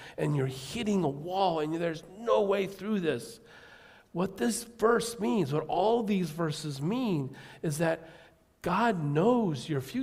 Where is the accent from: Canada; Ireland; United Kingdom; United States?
United States; as an American